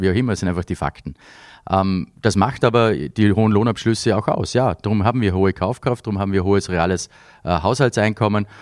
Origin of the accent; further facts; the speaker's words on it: Vorarlberg, Austria; moved away as an adult; also born or lived in Vienna; Ich bin mit den Festspielen aufgewachsen, natürlich hier in Vorarlberg